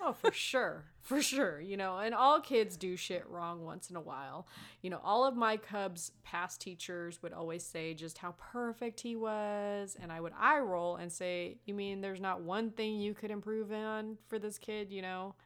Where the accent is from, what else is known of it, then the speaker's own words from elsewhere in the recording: Las Vegas, Nevada, United States; I'm from Las Vegas, okay? I come from where glitter and strippers happen.